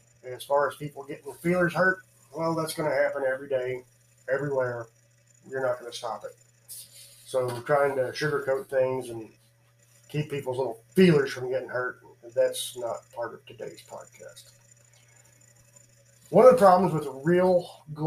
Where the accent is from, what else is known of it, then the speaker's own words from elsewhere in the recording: United States; being an American